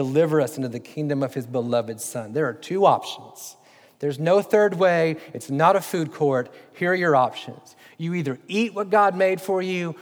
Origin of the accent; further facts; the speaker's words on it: United States; as Americans, we don't understand kingship